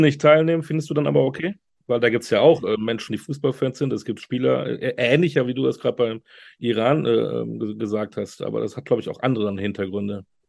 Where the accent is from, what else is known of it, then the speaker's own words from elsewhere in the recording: Münster, North Rhine-Westphalia, Germany; moved away; also born or lived in near Frankfurt; Münster in Westfalen